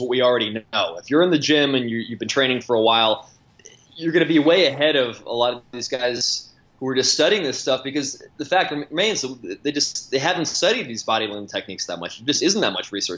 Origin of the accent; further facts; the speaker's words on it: Long Island, New York, United States; I grew up on Long Island